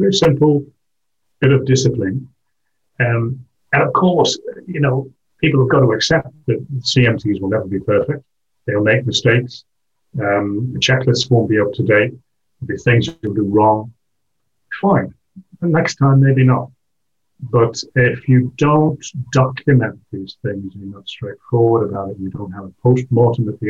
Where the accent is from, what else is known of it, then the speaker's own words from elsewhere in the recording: England, United Kingdom; also born or lived in Wales / Switzerland / Belgium; now in France; I'm English